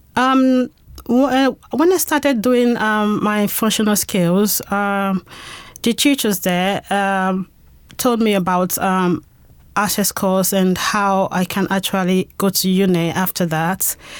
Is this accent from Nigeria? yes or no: no; Spain; moved away as an adult; now in United Kingdom; I am, um, a Spanish citizen. I'm from Spain. So I moved to the U K six years ago.